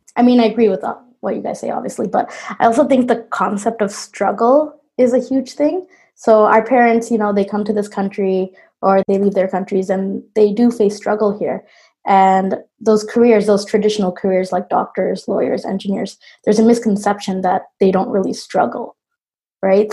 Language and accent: English; Toronto, Ontario, Canada; I'm a Bangladeshi Canadian product designer from Toronto